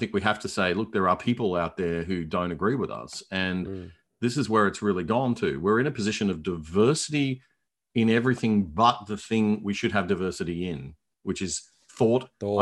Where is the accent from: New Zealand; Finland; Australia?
Australia; Brisbane, Queensland; moved away as an adult; also born or lived in Hong Kong / Melbourne; I'm from Brisbane. I grew up here